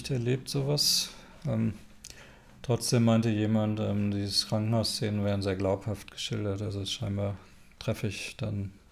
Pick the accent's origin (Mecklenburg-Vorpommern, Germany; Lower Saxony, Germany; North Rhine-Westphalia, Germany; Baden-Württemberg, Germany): North Rhine-Westphalia, Germany; also ich komme ja ursprünglich aus Westfalen und mache dort auch immer wieder mal Lesungen